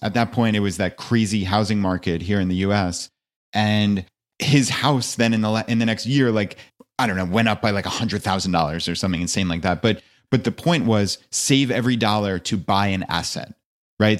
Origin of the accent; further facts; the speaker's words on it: outside of New York City, United States; moved away as an adult; also born or lived in Long Island; now in Virginia, United States; I actually live in Virginia, uh, though I grew up outside of New York City and lived most of my life there